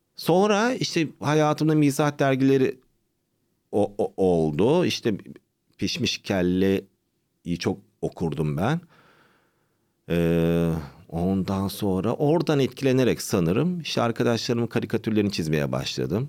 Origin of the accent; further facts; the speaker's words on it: Istanbul, Turkey; Doğma büyüme İstanbul. Anne baba, işte Sinop.